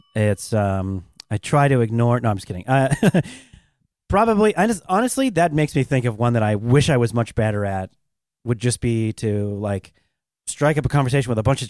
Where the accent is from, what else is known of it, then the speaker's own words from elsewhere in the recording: Seattle, Washington, United States; I'm from Seattle, so I like all my... I'm a hometown kid, so I like the Seahawks.